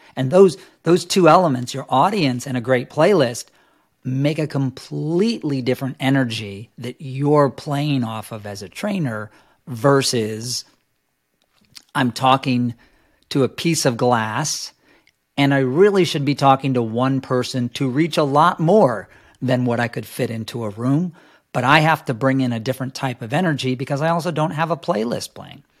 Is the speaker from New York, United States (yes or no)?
yes; New York City, New York, United States; I grew up in New York City